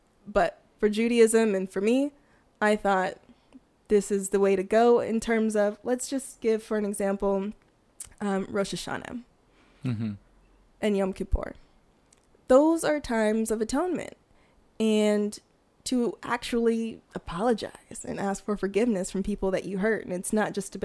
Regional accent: Fresno, California, United States; moved away as an adult; now in Hawaii, United States; I'm originally from Fresno, California

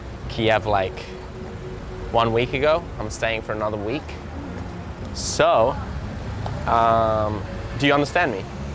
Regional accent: Australia; I'm from Australia.

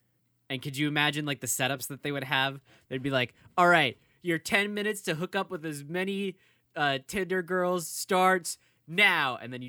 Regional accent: Florida, United States; I've only ever seen McConaughey like eights, dude, and I'm from Florida.

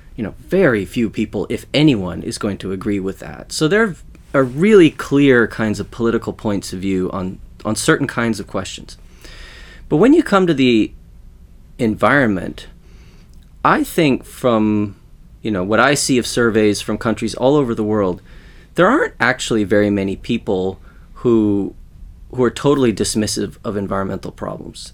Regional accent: Western Canada, Canada; now in Sweden; I grew up in Western Canada

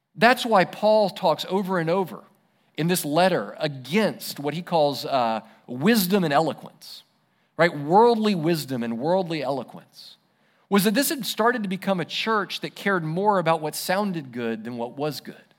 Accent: United States; as an American

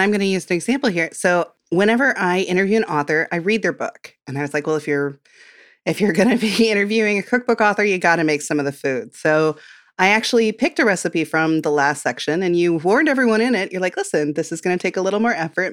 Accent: Midwest, United States; I'm from the Midwest, and we love a comfort casserole

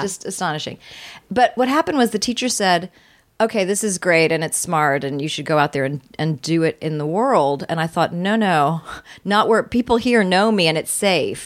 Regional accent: Virginia, United States; I was born in Virginia

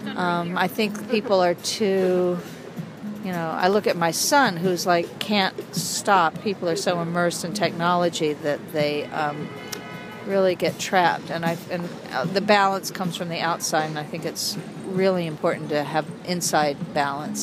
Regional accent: Asheville, North Carolina, United States; I'm from Asheville

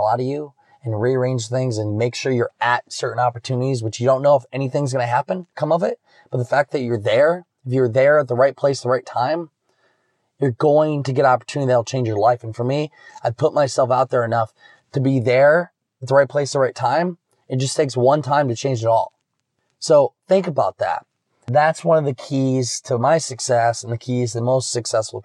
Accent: Iowa, United States; born or raised there; now in Florida, United States

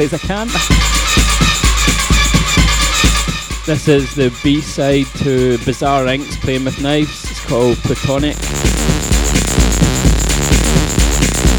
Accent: Glasgow, Scotland, United Kingdom; he recognised my accent and he said, "Are you from Glasgow?" I said, "Yep."

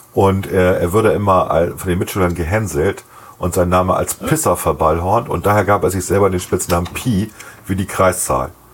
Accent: West Germany, Germany; sieht man als Wessi so

